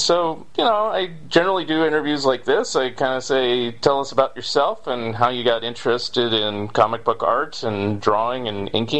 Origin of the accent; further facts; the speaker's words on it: Saratoga, California, United States; which is right next door to where I grew up in Saratoga, California.